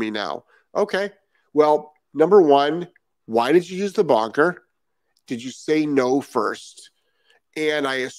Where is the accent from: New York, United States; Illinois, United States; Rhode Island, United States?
Rhode Island, United States; now in Florida, United States; I am actually from Rhode Island.